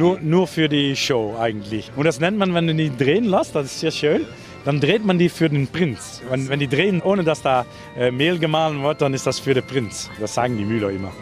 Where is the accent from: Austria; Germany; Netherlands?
Netherlands; southern Netherlands; accent: soft G (Brabantish/Limburgish); German is a second language; ich komme aus dem Süden